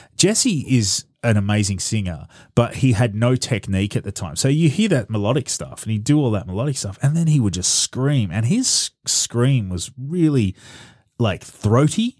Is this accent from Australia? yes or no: yes; Australia; as an Australian